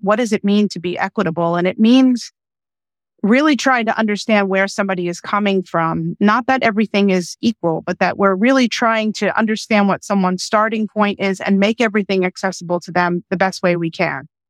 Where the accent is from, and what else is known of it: United States; first language English; also born or lived in Austria